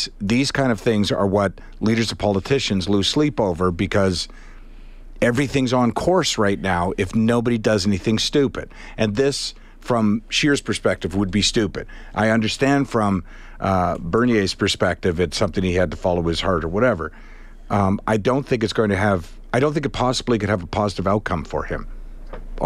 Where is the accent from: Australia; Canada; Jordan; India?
Canada; as a Canadian